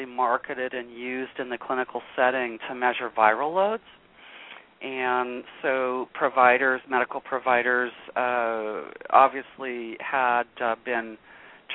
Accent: Los Angeles, California, United States; moved away as an adult; also born or lived in Minneapolis; now in Sacramento, United States; I'm originally from Los Angeles, but I had left there very young. I was about 18

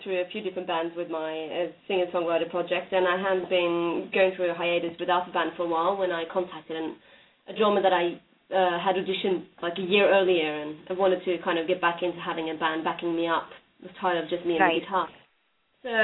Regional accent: Norway; moved away as an adult; now in United States; I'm originally from Norway, and I've been in the U.S. for about 7 years now.

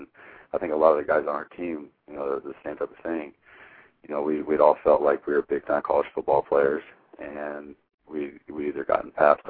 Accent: Hermiston, Oregon, United States; It was huge because growing up from where I'm from, was not a lot of people come out of Hermiston with Division I scholarships

